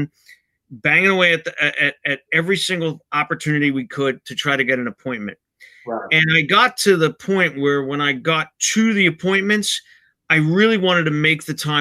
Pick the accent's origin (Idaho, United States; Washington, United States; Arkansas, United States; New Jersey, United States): New Jersey, United States; Bayonne; I'm originally from Bayonne